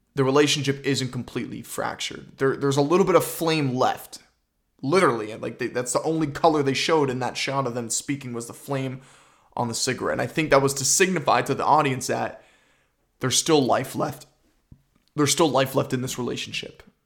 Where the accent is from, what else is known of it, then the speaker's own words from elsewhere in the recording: Canada; I'm Canadian.